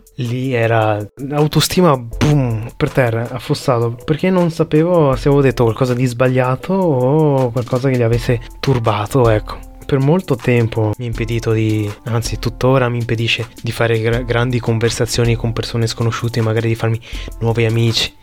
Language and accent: Italian; Vietnam; sono vietnamita